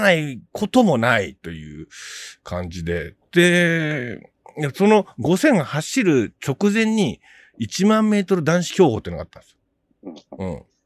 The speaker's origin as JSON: {"language": "Japanese", "town": "Kitakyushu", "region": "Fukuoka", "country": "Japan", "tie": "born or raised there"}